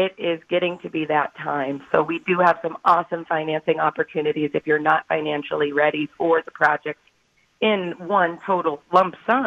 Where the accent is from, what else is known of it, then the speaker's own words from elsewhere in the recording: western Nebraska, United States; now in Wisconsin, United States; I grew up in western Nebraska, so I stayed in the Midwest because Wisconsin felt comfortable for me.